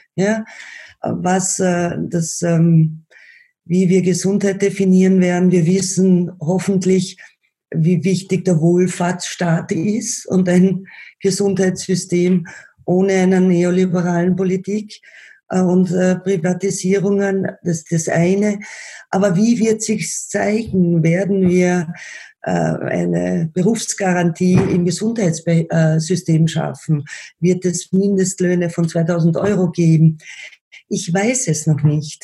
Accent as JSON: {"language": "German", "region": "Vienna", "country": "Austria", "said": "bei uns in Wien"}